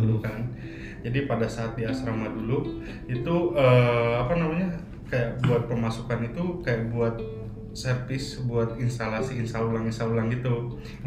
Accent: Sumedang, West Java, Indonesia; moved away as an adult; also born or lived in Bandung / Bogor; now in Jakarta, Indonesia; lahir di Bandung hmm. cuman besar di Sumedang

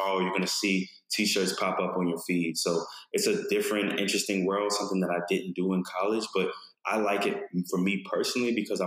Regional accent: Baltimore, Maryland, United States; I grew up in Baltimore, Maryland

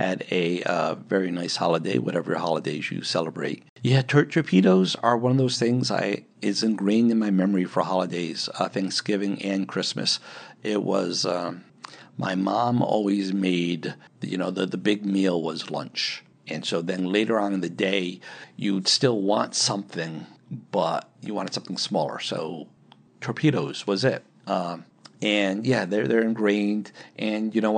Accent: Pawtuxet Valley, Rhode Island, United States; growing up in the Patuxent Valley

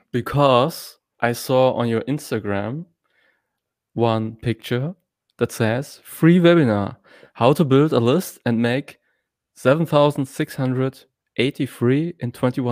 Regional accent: Hamburg, Germany

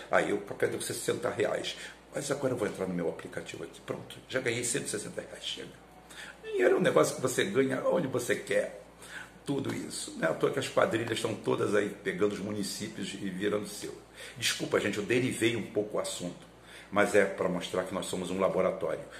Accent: Galicia, Spain; Sou galego, galego é português do norte, tá? É acima de Portugal, tá lá aquela bico lá em cima, nós estamos ali, ali tudo.

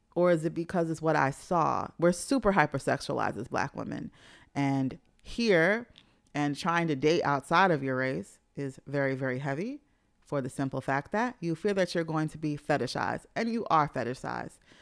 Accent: New York City, New York, United States; moved away; growing up in Jamaica, Queens

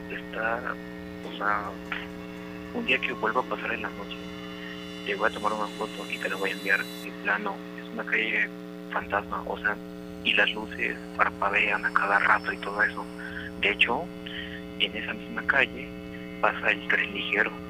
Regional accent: Orizaba, Veracruz, Mexico; now in Guadalajara, Mexico; soy originario de Orizaba, Veracruz, pero radico en la ciudad de Guadalajara

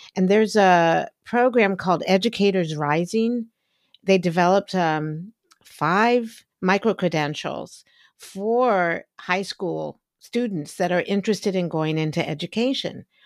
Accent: United States; I grew up in Washington, outside of Washington, D C during the civil rights movement

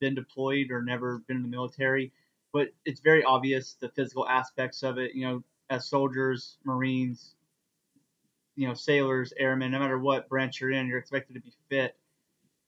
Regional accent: East Texas, United States; I was raised Baptist in the Bible Belt in East Texas

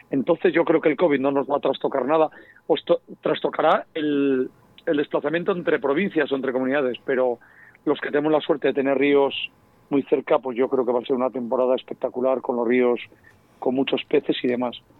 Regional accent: Spain; nos hemos quitado la capa de, mm, pues de lo que somos siempre los españoles, de ya sabes, que parece que lo de fuera siempre es lo mejor

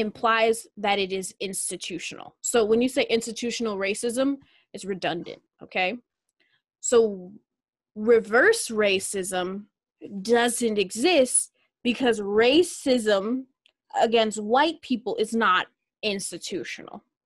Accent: Minnesota, United States; I'm from Minnesota

